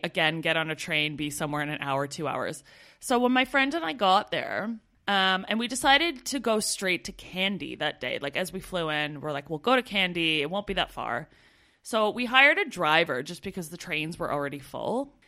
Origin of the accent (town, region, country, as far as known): Canada; moved away as an adult